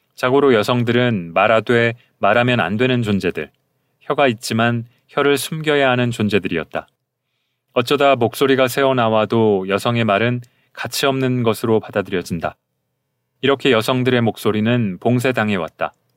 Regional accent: Seoul, South Korea; accent: Seoul dialect; also born or lived in Gyeonggi Province / Gyeongsang Province / Gangwon Province / United States; 저는 서울 사투리를 주로 쓰는 이성애자 남성

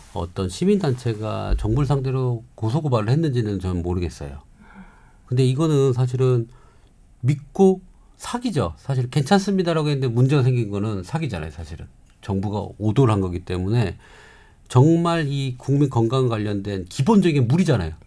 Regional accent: Namhae, South Gyeongsang, South Korea; 저희 고향인 경상남도 남해섬

